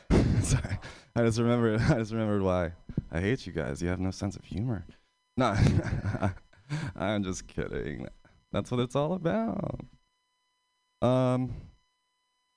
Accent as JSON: {"language": "English", "region": "Pennsylvania", "country": "United States", "moved": "as an adult", "lives_now": "San Francisco, United States", "said": "I'm from Pennsylvania"}